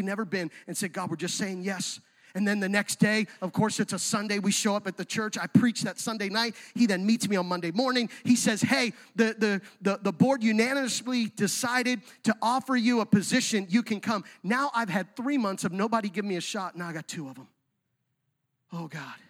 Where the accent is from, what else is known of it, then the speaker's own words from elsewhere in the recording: Central Pennsylvania, United States; moved away; I'm from Central PA